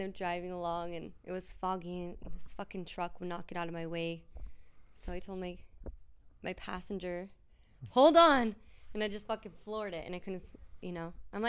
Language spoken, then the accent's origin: English; Bakersfield, California, United States; moved away; it is in my hometown.